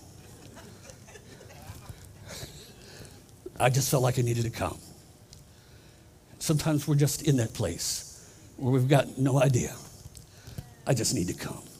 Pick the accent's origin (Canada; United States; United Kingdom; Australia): United States; Columbus, Ohio; moved away as an adult; now in Florida, United States; I am originally from Columbus, Ohio, but I've turned in my Yankee uniform, and I'm officially a rebel from Florida